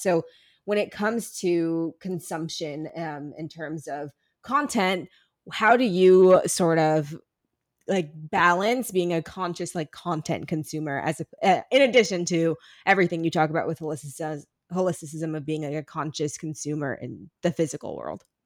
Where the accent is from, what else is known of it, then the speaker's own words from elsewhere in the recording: Ferguson, Missouri, United States; I'm from Ferguson